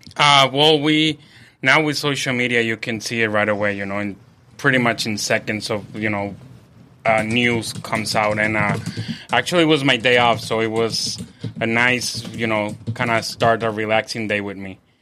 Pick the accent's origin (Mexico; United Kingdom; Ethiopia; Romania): Mexico; now in San Diego, United States; I'm from, I live in San Diego. I'm from Mexico